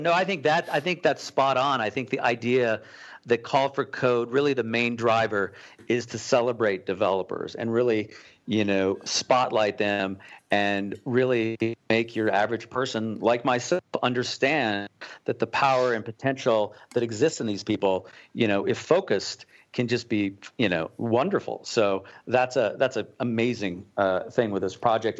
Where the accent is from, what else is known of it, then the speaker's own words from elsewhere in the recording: Boulder, Colorado, United States; moved away as an adult; also born or lived in Manhattan, New York; I'm from Boulder, Colorado. Um, after surviving twenty-two years in Manhattan, I'm safely back home.